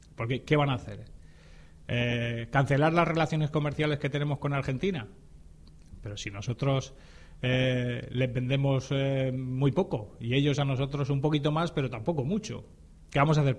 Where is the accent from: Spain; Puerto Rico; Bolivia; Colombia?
Spain; en mi calidad de español